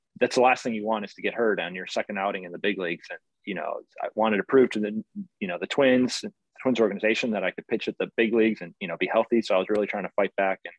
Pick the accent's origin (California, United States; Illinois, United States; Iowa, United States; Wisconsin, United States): Illinois, United States; Chicago; I grew up in Chicago area.